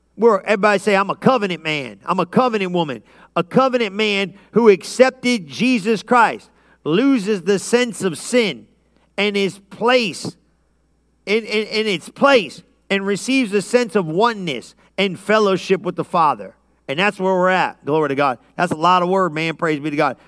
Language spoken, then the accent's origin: English; Lodi, United States; I grew up in Lodi